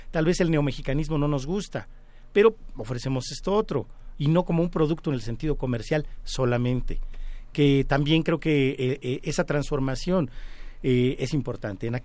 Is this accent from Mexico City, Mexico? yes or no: yes; Mexico City, Mexico; los pedregales de Coyoacán, donde yo nací